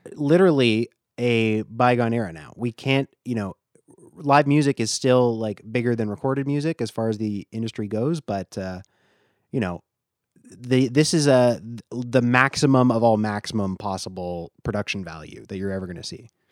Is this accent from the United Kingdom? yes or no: no; Canada; we're both Canadian